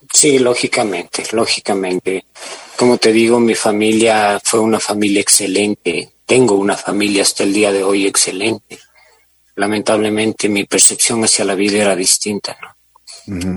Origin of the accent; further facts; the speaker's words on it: Guaranda, Bolívar, Ecuador; moved away as an adult; also born or lived in Quito; yo crecí en Guaranda